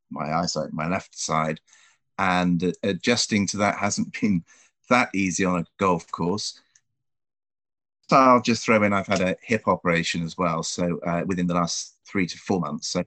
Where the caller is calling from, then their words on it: Dulwich, London, United Kingdom; Uh, I'm joining you from Dulwich in South London.